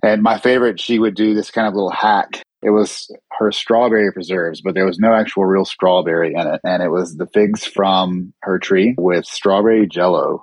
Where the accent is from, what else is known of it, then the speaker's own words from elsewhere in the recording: Charlotte, North Carolina, United States; I was born and raised in Charlotte